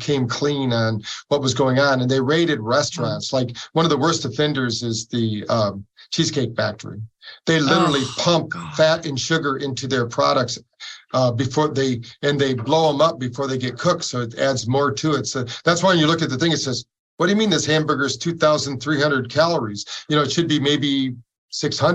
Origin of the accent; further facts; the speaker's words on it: Battle Creek, Michigan, United States; We grew up in Battle Creek, Michigan